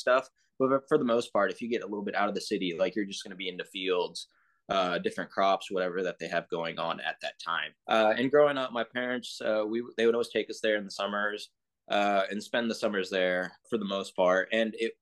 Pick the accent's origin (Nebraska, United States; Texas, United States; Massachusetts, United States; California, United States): Texas, United States; also born or lived in England / Pakistan; I grew up in Texas my whole